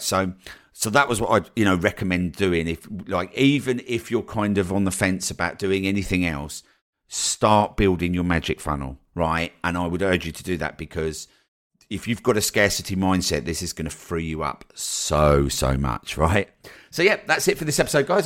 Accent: Colchester, East of England, United Kingdom; moved away as an adult; also born or lived in Newquay / Brighton; when I moved down to Newquay from Colchester, which was the first place that I moved away from home

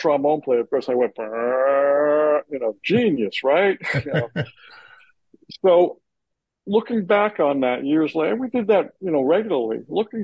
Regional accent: Union, New Jersey, United States; I grew up in Union, New Jersey

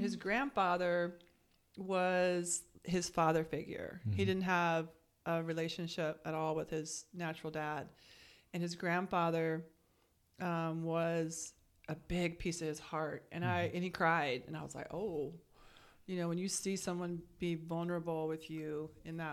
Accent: California, United States; moved away as an adult; also born or lived in Norfolk, Virginia; I'm from California originally

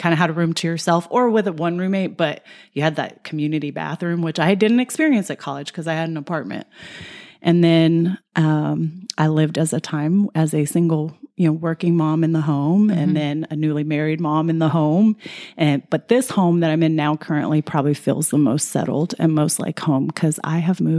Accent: El Paso, Texas, United States; Yes, I'm from El Paso. We grew up in a home. We stayed in that home all through my growing up years. I didn't leave till I was 18.

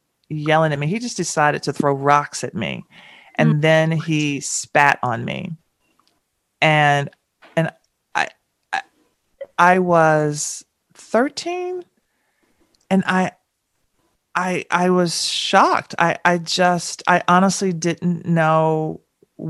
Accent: Nashville, Tennessee, United States; growing up in Nashville

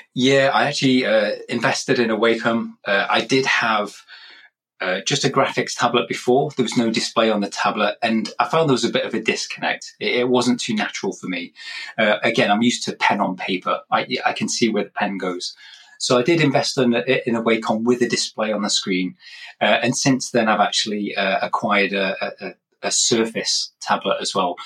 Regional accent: England, United Kingdom; moved away; I'm originally from England myself, hence this accent, uh, but I've moved around a bit

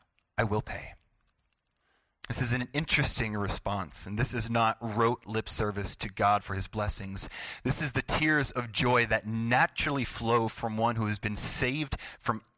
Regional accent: United States; I'm an American

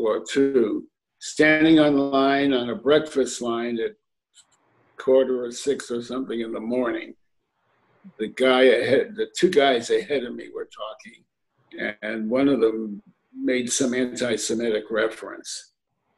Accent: Hartford, Connecticut, United States; also born or lived in New Haven, Connecticut; Born in New Haven, raised in Hartford, lived those years in New Haven with my grandparents

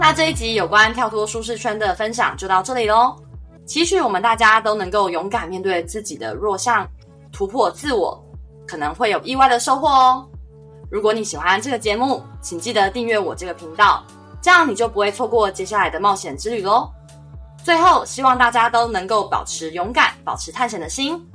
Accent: Taiwan; moved away as an adult; also born or lived in United States; 我是台湾人，然后一向，就是很后来才去美国就是求学工作

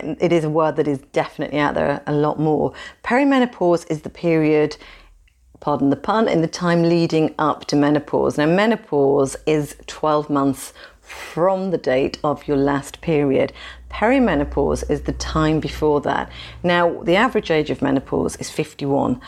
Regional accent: United Kingdom; We're British.

